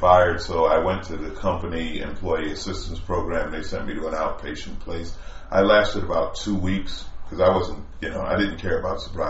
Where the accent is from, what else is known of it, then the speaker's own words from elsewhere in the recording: New York, United States; moved away; I was from New York.